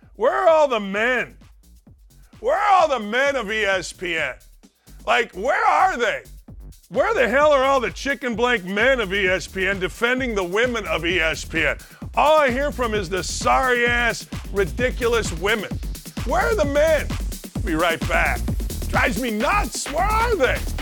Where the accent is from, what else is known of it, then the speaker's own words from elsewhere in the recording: Gary, Indiana, United States; now in Indianapolis, United States; I grew up in Gary, Indiana